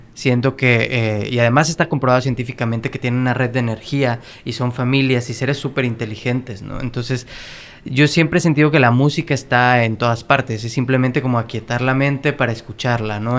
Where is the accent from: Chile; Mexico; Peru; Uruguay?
Mexico; now in Los Angeles, United States; estas historias y estas leyendas con las que crecimos como mexicanos